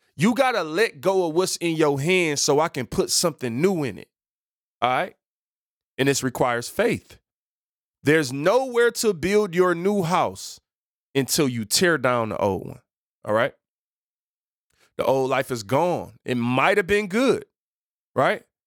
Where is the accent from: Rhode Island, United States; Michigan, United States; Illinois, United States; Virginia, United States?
Michigan, United States; Detroit; I am from Seven Mile, people. Detroit, born and raised